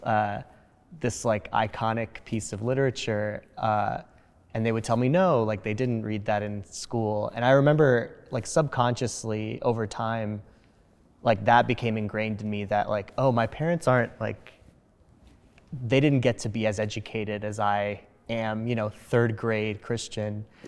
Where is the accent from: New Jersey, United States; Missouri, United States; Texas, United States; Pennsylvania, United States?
New Jersey, United States; English is a second language; growing up in New Jersey to two immigrant parents